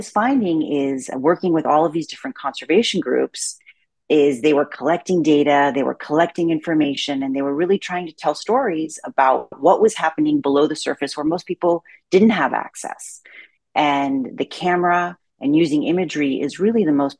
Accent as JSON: {"language": "English", "town": "New York City", "region": "New York", "country": "United States", "tie": "born or raised there", "said": "I grew up in Manhattan"}